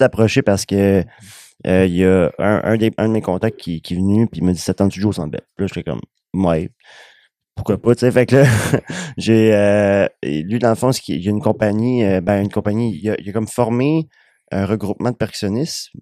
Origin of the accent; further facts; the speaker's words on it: Joliette, Quebec, Canada; moved away as an adult; now in Val-d'Or, Canada; je m'en vais de Joliette